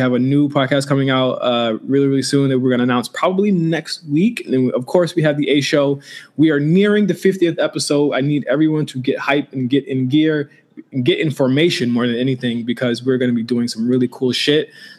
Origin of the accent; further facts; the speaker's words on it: Virginia, United States; moved away; I'm from Virginia also, so I have family out there.